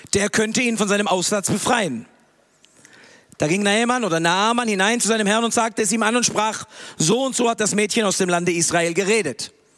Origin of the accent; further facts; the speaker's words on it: Tübingen, Baden-Württemberg, Germany; moved away as an adult; now in Peru; Ich bin hier in Tübingen aufgewachsen